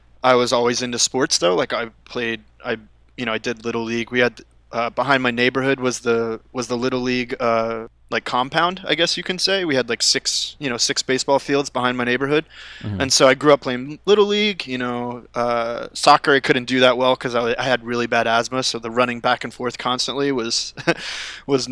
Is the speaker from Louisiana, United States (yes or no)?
no; outside Philadelphia, Pennsylvania, United States; moved away as an adult; now in Los Angeles, United States; growing up on the East Coast, or at least for where I was from, like outside of the city, outside of Philly